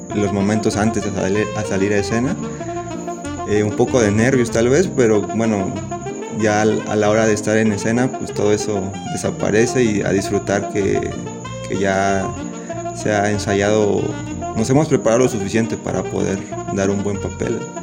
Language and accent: Spanish; San Sebastián Etla, Oaxaca, Mexico; soy de San Sebastián, Etla, Oaxaca